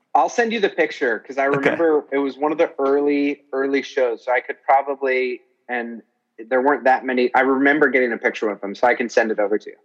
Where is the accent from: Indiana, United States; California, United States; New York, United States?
New York, United States; I'm from New York and I'm a comedian